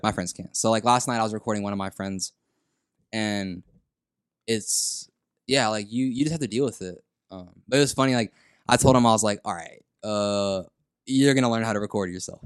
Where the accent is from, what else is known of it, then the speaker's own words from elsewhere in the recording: San Antonio, Texas, United States; in sixth grade here in San Antonio, Tejeda Middle School, that's where I'm from